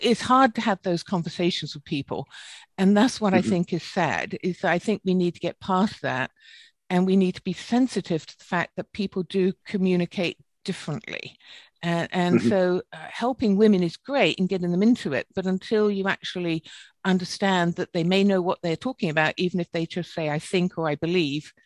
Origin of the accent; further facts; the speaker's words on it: United Kingdom; accent: British; moved away; my British accent